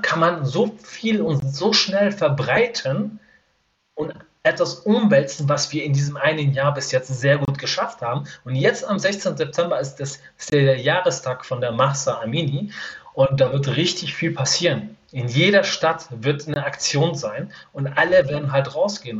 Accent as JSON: {"language": "German", "country": "Iran", "moved": "yes", "said": "wir Iraner"}